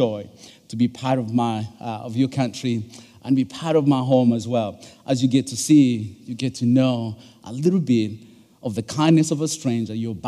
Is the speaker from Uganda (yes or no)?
yes; Uganda; English is a second language; now in United States; I'm originally from Uganda. My dad is from Uganda, and my mom is from Rwanda, but born and raised in Uganda